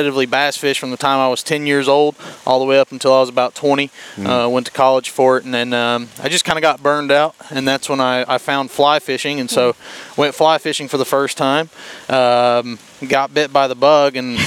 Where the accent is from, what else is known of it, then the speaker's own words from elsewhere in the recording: Cleveland, Tennessee, United States; I've been born and raised in Cleveland